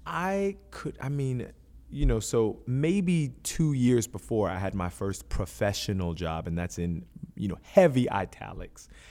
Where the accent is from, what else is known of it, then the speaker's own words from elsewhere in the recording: Philadelphia, Pennsylvania, United States; also born or lived in New York; I was born in New York, raised in Philadelphia.